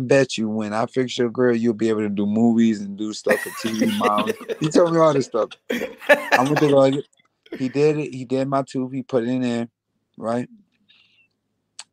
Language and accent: English; Grand Rapids, Michigan, United States; now in New York, United States; I lived in New York longer than I lived in my hometown in Grand Rapids, Michigan.